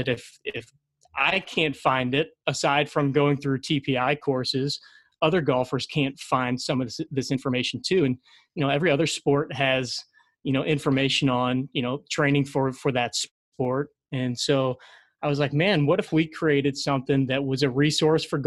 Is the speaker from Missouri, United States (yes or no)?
yes; St. Louis, Missouri, United States; I grew up in St. Louis, born and raised